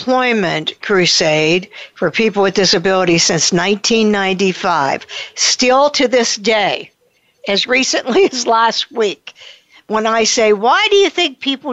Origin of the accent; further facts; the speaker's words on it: Pittsburgh, Pennsylvania, United States; here in Pittsburgh, my hometown